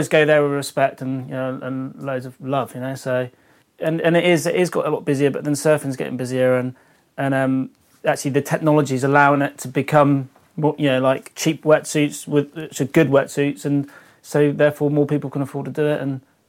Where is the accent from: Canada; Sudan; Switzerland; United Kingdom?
United Kingdom; England; oh, where are you from? Oh, England. All right, mate, yeah. Like, you know, so there's never any pressure. And as English people, we're always pretty polite and easy to get along with.